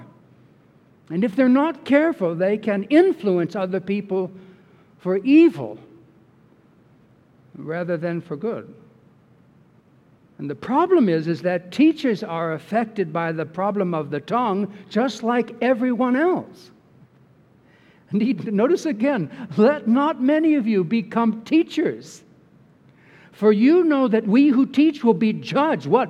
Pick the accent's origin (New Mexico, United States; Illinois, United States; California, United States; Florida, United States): California, United States; Bay Area; growing up in the Bay Area in California